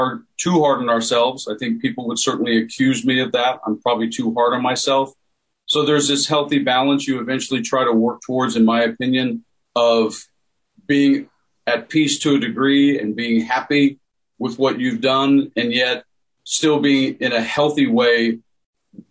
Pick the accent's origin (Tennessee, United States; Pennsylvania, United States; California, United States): Tennessee, United States; I grew up in Tennessee